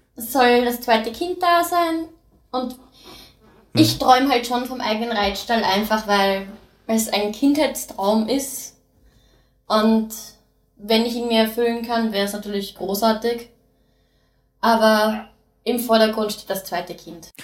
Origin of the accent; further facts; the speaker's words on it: Austria; also born or lived in United States; Seit ich vier bin in Österreich